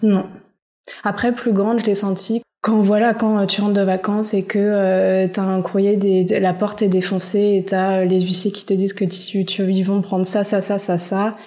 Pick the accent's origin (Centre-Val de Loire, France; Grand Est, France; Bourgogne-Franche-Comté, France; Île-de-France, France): Île-de-France, France; Paris; j'ai grandi dans le 9e arrondissement à Paris